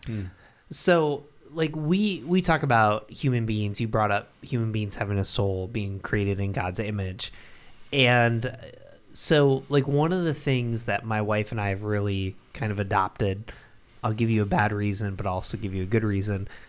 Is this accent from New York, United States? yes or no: yes; Binghamton, New York, United States; I grew up in Binghamton, New York